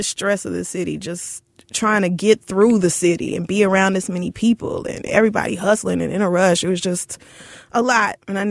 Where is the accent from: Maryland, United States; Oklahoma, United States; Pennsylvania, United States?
Oklahoma, United States; Tulsa; moved away; also born or lived in Louisiana; I grew up in Tulsa